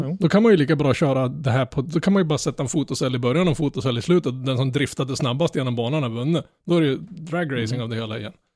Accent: Norrland, Sweden; Jag som är norrlänning

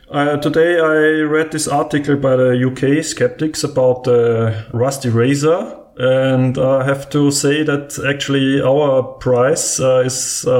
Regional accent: Vienna, Austria; I'm from Vienna in Austria.

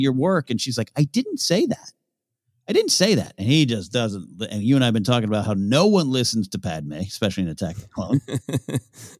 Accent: Pismo Beach, California, United States; I grew up near Pismo Beach with sand dunes

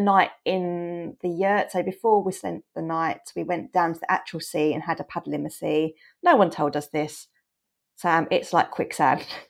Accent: England, United Kingdom; we're from England

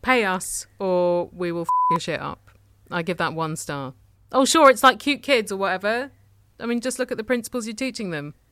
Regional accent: Tunbridge Wells, South East England, United Kingdom; my hometown of Tunbridge Wells

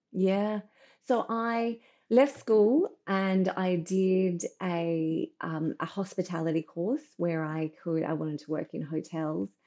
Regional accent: Brisbane, Queensland, Australia; I grew up in um, in Brisbane, and obviously in the seventies

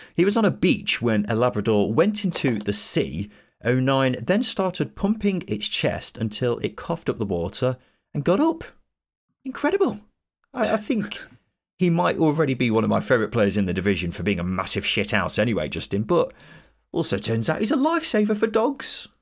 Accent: Midlands, United Kingdom; we're both Midlanders

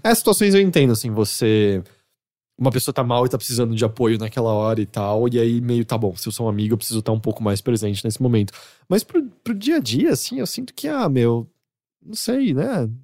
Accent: São Paulo, Brazil; eu nasci em São Paulo e sempre morei aqui.

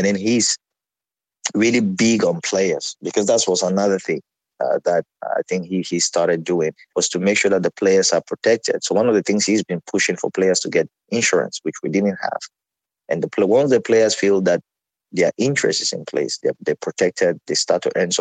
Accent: Cameroon; moved away; growing up in Cameroon, we had school football where you could play at the school level.

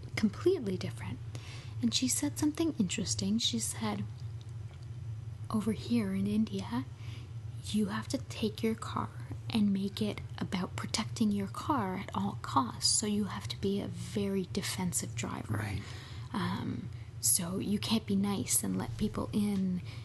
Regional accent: Montreal, Quebec, Canada; now in Toronto, Canada; I'm from Montreal originally

